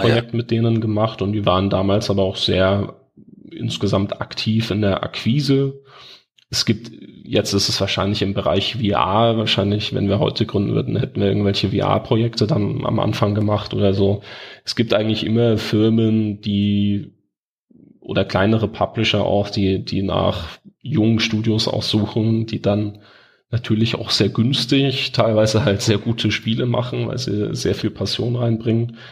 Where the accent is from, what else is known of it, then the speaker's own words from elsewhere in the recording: Bavaria, Germany; bei uns in Bayern